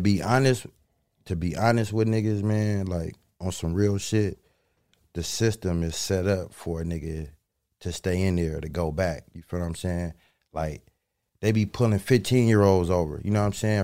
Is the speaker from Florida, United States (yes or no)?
no; Los Angeles, California, United States; I'm from LA. I'm from South Central. You know what I'm saying? The Crenshaw District. You know what I'm saying? I grew up on 8th Ave